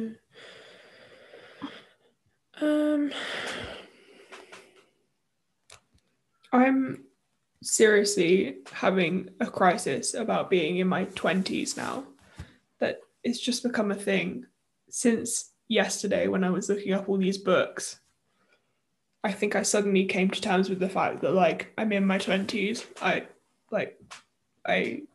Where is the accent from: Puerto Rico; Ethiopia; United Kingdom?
United Kingdom; That's part of being British